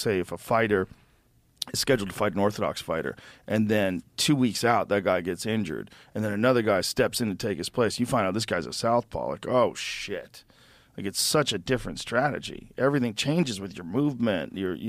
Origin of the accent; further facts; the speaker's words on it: Boston, Massachusetts, United States; I grew up in Boston.